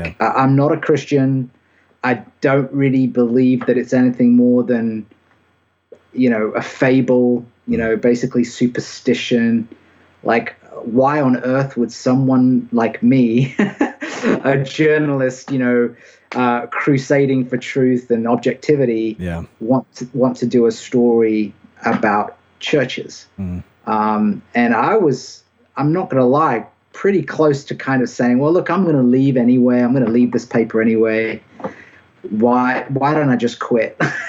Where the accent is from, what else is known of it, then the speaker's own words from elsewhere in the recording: United Kingdom; accent: British; now in Anderson, United States; I think maybe my accent isn't quite as distinctively British as it used to be.